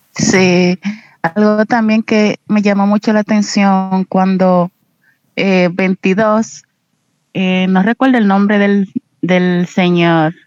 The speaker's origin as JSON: {"language": "Spanish", "country": "Dominican Republic", "said": "soy de República Dominicana."}